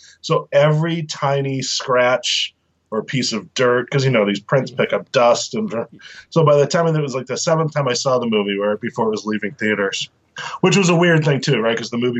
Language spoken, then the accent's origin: English; Boston, Massachusetts, United States; I grew up in Boston. The first summer I spent in New York City, I was like, oh, well, this is disgusting.